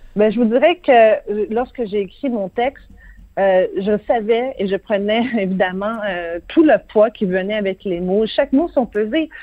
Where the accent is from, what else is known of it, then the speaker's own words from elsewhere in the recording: Quebec, Canada; ici, chez nous, au Québec